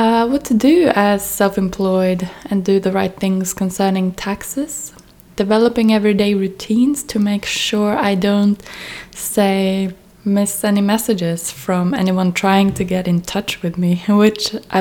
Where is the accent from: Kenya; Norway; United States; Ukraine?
Norway; moved away as an adult; also born or lived in Manchester / Amsterdam / Tromsø; I was born and raised in Norway